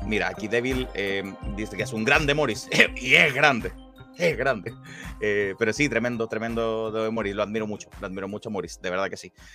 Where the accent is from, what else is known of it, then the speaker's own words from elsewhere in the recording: Santiago, Santiago Metropolitan Region, Chile; habíamos varios santiaguinos sorprendidos con, el sonido de la lluvia